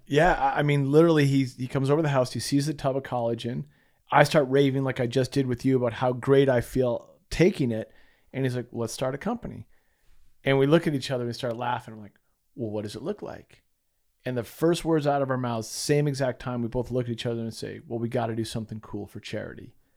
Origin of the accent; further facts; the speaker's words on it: Massachusetts, United States; moved away as an adult; also born or lived in Utah / San Diego; We grew up in Massachusetts together